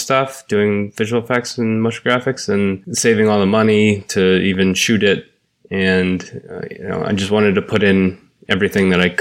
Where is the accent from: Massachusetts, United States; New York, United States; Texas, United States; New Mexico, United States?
Massachusetts, United States; a suburb of Boston; moved away as an adult; now in Los Angeles, United States; I grew up in a suburb of Boston.